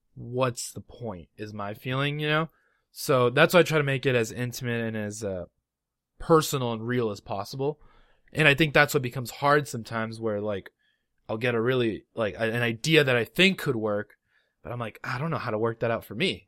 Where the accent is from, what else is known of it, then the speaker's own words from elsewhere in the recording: Los Angeles, California, United States; moved away; I'm originally from Los Angeles, California